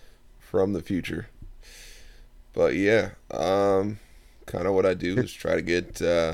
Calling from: Baltimore area, Maryland, United States; I'm calling you from the East Coast, kind of near the D.C., uh-huh. Baltimore area

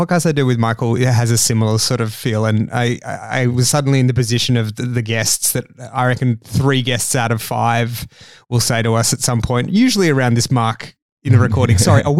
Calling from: Australia; I'm recording this from Australia. That's why I sound that's why my voice sounds that's like that.

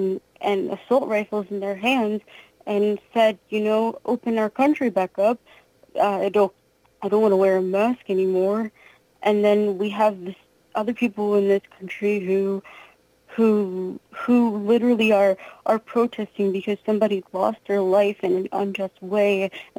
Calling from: Pennsylvania, United States; Yeah. Yep, Pennsylvania.

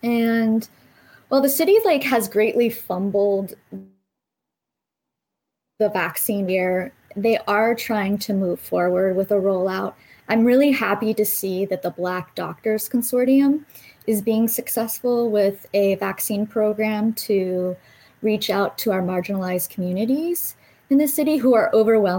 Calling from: Philadelphia, Pennsylvania, United States; I'm calling from Philadelphia in the city

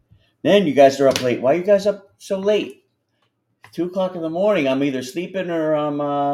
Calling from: Nigeria

